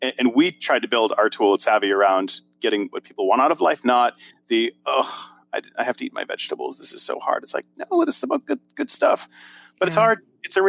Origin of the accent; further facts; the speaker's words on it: Boston, Massachusetts, United States; I love SMART goals, and I'm from Boston, so I have to make sure the R is hard.